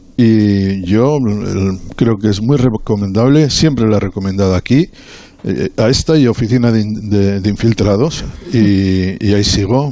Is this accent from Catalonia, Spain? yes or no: no; Bilbao, Basque Country, Spain; now in Madrid, Spain; soy de Bilbao